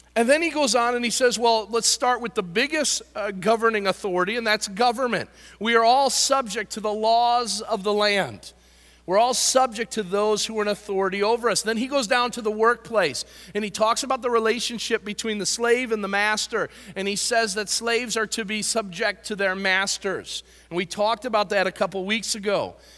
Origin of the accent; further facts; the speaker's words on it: United States; I love being an American.